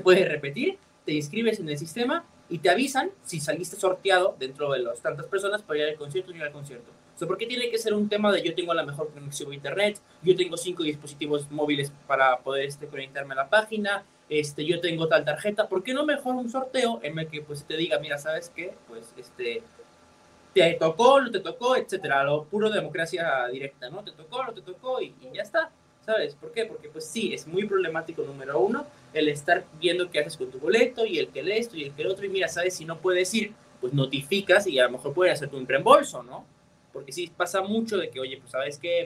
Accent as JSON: {"language": "Spanish", "country": "Mexico"}